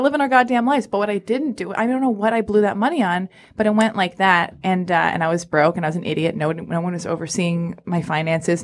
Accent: Los Angeles, California, United States; I was born and raised in Hollywood

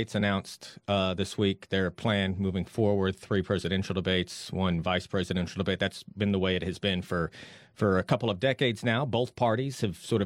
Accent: Texas, United States; I'm a Texan

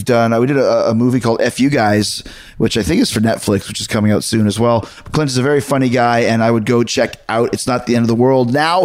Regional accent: Canada; moved away; I'm the Canadian here

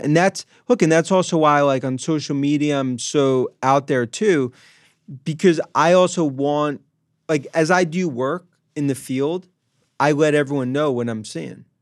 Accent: Long Island, New York, United States; I grew up in Long Island, five one six

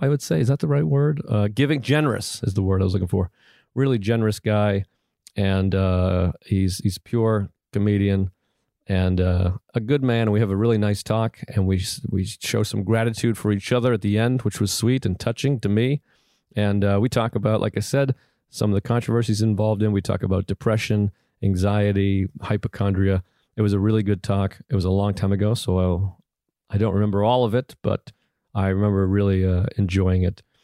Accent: New York, United States; I'm a New Yorker.

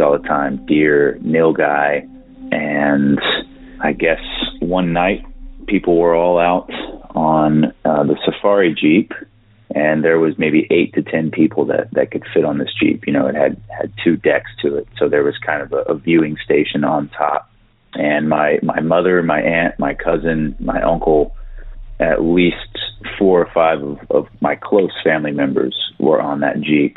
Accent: East Texas, United States; we're all from East Texas

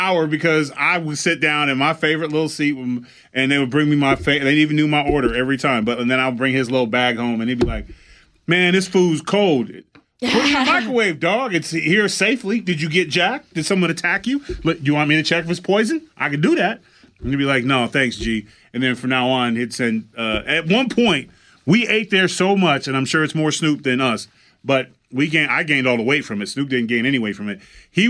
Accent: Pasadena, California, United States; My hometown

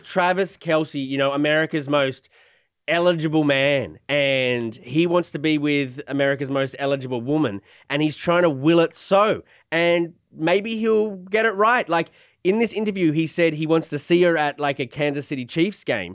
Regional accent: Australia; moved away; I'm Australian

